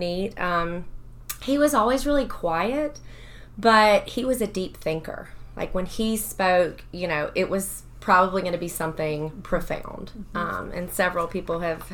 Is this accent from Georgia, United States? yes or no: yes; Athens, Georgia, United States; I grew up here in Athens, lived here my whole life.